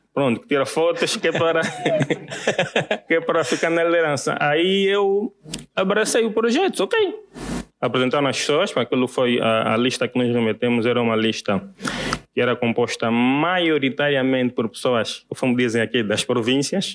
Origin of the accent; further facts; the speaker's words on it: Benguela, Angola; moved away as an adult; now in Luanda, Angola; eu sou de Benguela